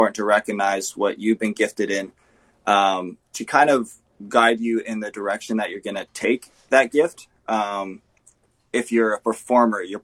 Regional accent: California, United States; also born or lived in Canada; now in Manitoba, Canada; I grew up in California, actually, with my family. In 2010, we moved to Canada

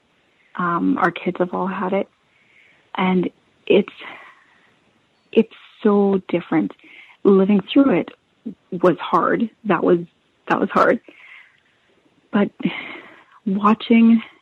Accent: Steinbach, Manitoba, Canada; growing up in Steinbach.

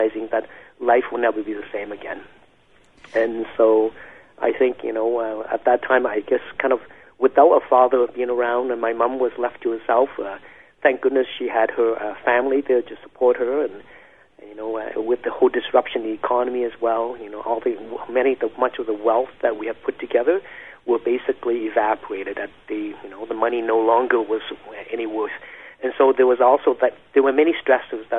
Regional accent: Bien Hoa, Dong Nai, Vietnam; now in Canada; I was born in the late 60s, in 1969, in a city called Binghua, in the province of Dong Nai, in what is known at that time, southern Vietnam

